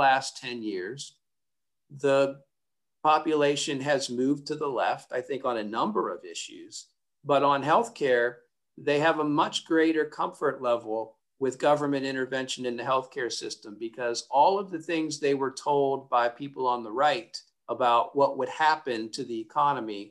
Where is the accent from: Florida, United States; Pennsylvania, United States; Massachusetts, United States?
Pennsylvania, United States; my home state of Pennsylvania